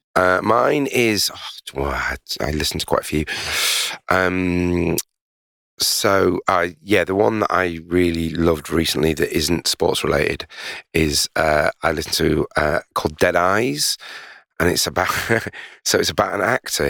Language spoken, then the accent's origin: English; Leeds, Yorkshire and the Humber, United Kingdom; I'm a huge Leeds United fan 'cause I'm from Leeds